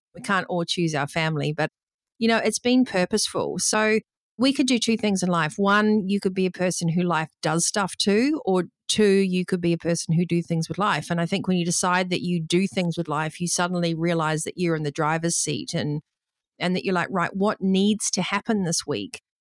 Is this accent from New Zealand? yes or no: yes; New Zealand; growing up in New Zealand